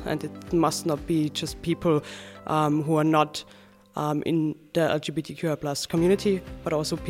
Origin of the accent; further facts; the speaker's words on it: Austria; I'm from Austria